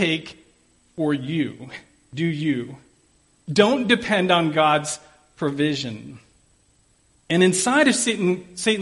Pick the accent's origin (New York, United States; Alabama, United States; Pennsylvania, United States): Pennsylvania, United States; Pittsburgh; I'm from Pittsburgh